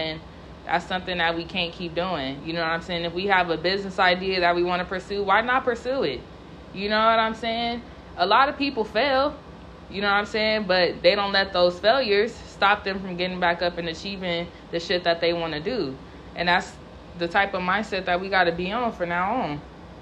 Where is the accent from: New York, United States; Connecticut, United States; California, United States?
California, United States; I'm from California